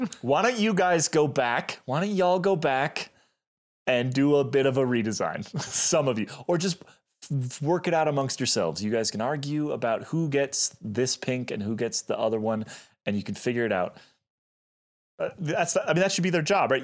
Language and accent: English; United States; we are American